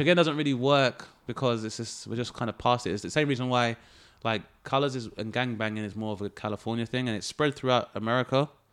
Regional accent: London, United Kingdom; my spot was, uh, Lewisham, Southeast London.

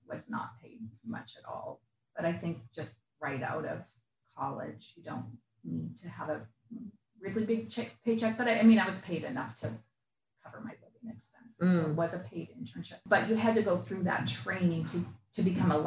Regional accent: Midwest, United States; also born or lived in Minnesota / Nebraska / Kansas; I'm from the Midwest and I went to a small private school in Minnesota

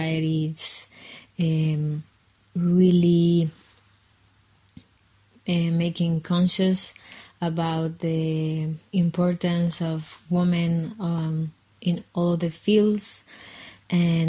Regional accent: Guatemala City, Guatemala Department, Guatemala; I'm from Guatemala City

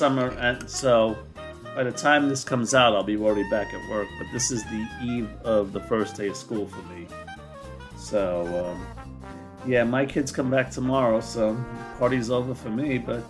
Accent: Florida, United States; my home state of Florida

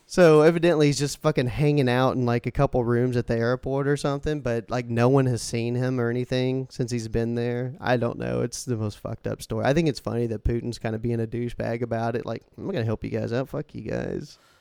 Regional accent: United States; We're American

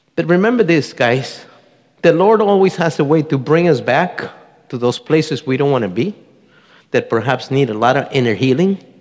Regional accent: Colombia; moved away; also born or lived in Marin County, California; I was born in Colombia, South America, the youngest of a family of 10

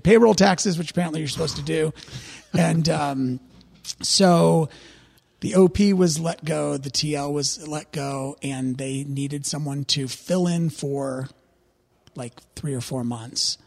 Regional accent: St. Louis, Missouri, United States; born and raised in Saint Louis, Missouri. Still live there.

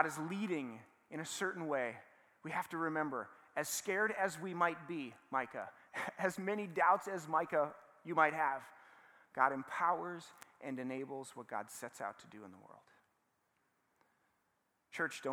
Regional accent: Saint Paul, Minnesota, United States; I grew up in the Midway, and I went to a school called Central Lutheran

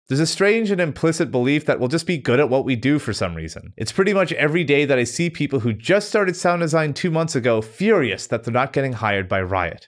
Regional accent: Canada; Growing up in the meth and illiteracy capital of Canada

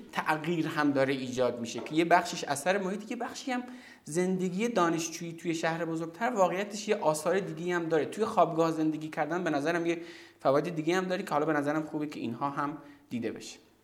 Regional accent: Zahedan, Sistan and Baluchestan, Iran; moved away as an adult; also born or lived in Zabol / Tehran; من که مثلا توی زاهدان به دنیا توی زابل به دنیا آمدم و بعد توی زاهدان بزرگ شدم

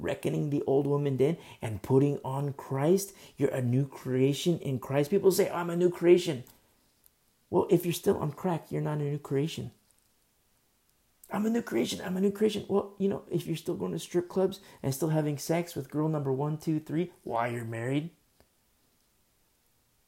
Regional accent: United States; I'm American.

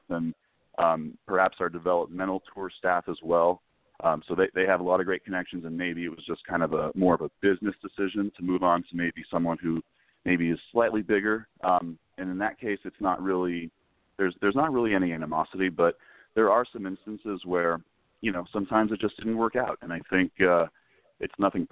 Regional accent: San Diego, California, United States; I grew up in San Diego

